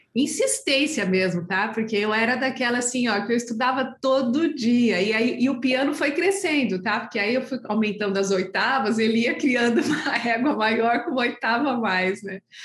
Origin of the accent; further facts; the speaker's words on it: São Paulo, Brazil; also born or lived in Brasília / Campo Grande / Niterói; now in Petrópolis, Brazil; eu sou paulistana, na igreja de Vila Liviero, em São Paulo